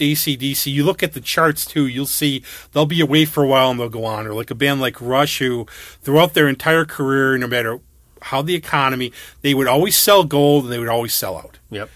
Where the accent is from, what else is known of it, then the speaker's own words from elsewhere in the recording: New York, United States; I was from New York